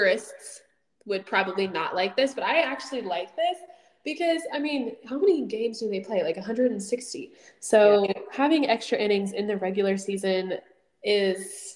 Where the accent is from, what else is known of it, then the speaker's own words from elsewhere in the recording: Houston, Texas, United States; I'm from Houston. I live in Houston.